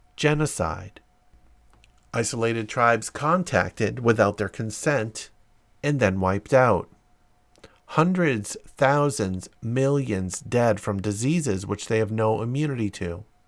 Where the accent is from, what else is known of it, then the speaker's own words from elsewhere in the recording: London, United Kingdom; I was born and raised in London